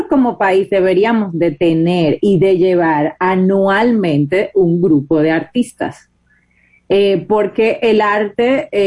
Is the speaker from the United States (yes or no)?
no; Dominican Republic